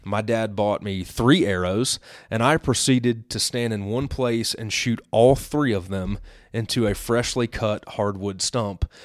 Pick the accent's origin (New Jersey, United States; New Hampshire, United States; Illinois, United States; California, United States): Illinois, United States; I grew up in Illinois in the, in the, you know, eighties and nineties